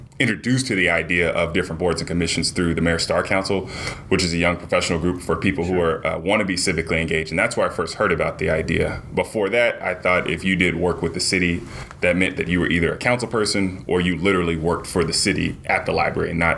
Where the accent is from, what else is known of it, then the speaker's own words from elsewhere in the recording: Arlington, Texas, United States; now in Dallas, United States; I grew up in Arlington, Texas